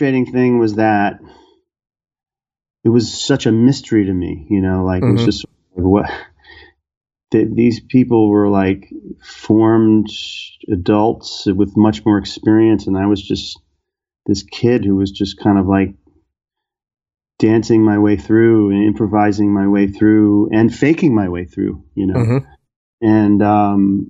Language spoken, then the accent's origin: English; New York City, New York, United States; moved away as an adult; also born or lived in Brooklyn; now in New Jersey, United States; growing up in New York City